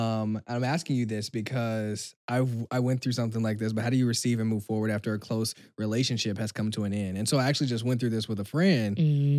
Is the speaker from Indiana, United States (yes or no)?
no; Kansas City, Missouri, United States; moved away; even when I was in London and then here, and I'm from Kansas City, Missouri